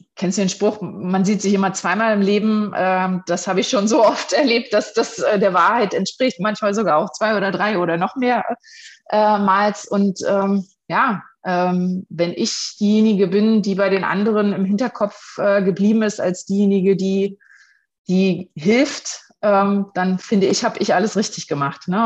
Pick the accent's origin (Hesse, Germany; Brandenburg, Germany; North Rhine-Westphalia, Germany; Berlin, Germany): Brandenburg, Germany; Potsdam region; mittlerweile fünf Jahren, jetzt im Juni, bin ich Direktorin, äh, Franchise-Nehmerin von BNI für die Region Potsdam